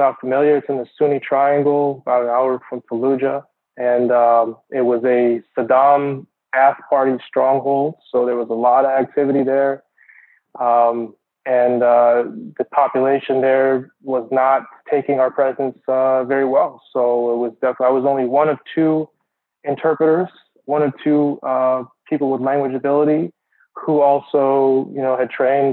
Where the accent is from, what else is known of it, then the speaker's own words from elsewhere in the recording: Phoenix, Arizona, United States; moved away; also born or lived in Michigan; I was born in Phoenix, Arizona, and grew up in Arizona, then moved to Michigan, where my dad took up a professorship there at the university in microbiology